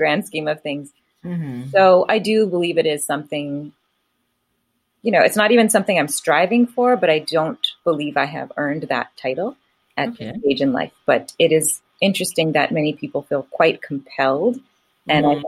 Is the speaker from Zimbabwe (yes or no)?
no; United States; also born or lived in California; an Indian brought up in America